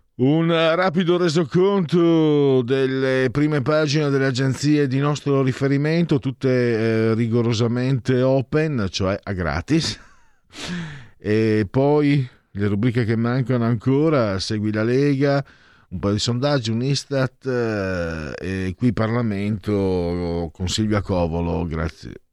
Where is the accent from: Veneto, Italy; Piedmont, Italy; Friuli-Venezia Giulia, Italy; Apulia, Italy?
Friuli-Venezia Giulia, Italy; San Vito al Tagliamento; also born or lived in Pordenone; vivevo, tra l'altro, in una, in questo paese meraviglioso che è San Vito, dove La lingua parlata era il friulano